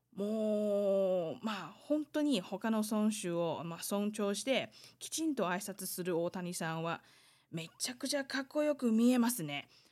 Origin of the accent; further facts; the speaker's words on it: Taiwan; 台湾生まれ、台湾育ち